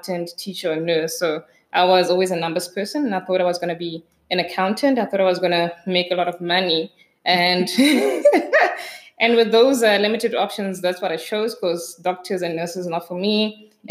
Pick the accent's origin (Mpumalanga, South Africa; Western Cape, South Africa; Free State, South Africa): Free State, South Africa; Kroonstad; I grew up in Kroonstad, so small town in the Free State